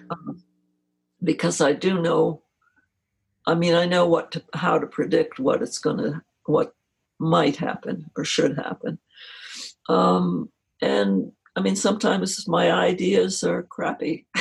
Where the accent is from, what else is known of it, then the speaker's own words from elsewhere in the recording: New Jersey, United States; moved away; I grew up where I grew up in New Jersey.